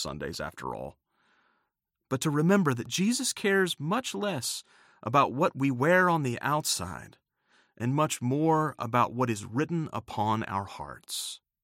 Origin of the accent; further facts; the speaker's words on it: United States; my home country of the United States